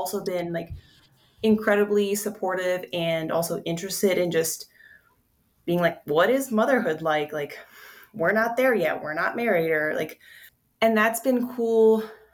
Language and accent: English; Pennsylvania, United States; now in Denver, United States; I'm actually from Pennsylvania